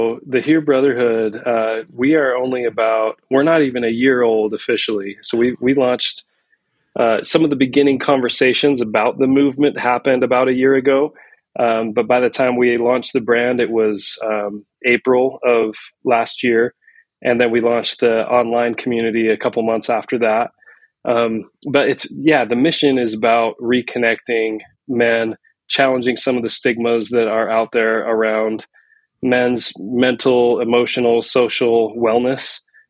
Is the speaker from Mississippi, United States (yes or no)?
no; Salt Lake City, Utah, United States; also born or lived in New York / San Francisco; I grew up in Salt Lake City, Utah. I've lived in New York and San Francisco area, and I'm back in Utah after a few years away just for my career